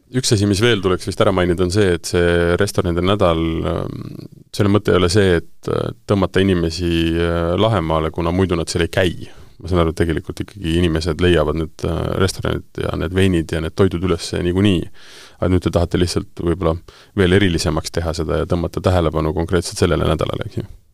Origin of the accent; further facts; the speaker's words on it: Tartu, Tartu County, Estonia; ma ise olen äh, Tartust pärit